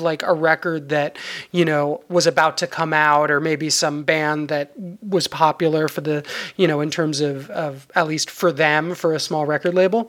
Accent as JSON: {"language": "English", "region": "New York", "country": "United States", "tie": "born or raised there", "said": "I was growing up in New York, which of course, you know, has its own venerable punk scene"}